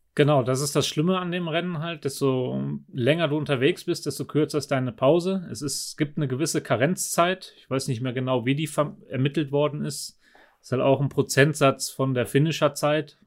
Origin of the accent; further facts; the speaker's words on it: Germany; now in Nauders, Austria; als Do Deutscher